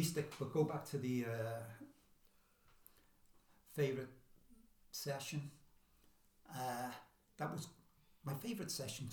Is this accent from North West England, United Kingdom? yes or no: yes; Liverpool, North West England, United Kingdom; accent: Scouse; I'm from Daisy